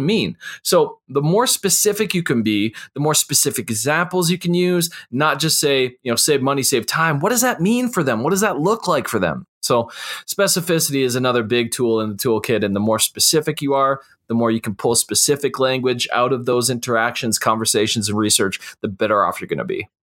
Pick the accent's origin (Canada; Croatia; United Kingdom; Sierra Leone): Canada; I'm a Canadian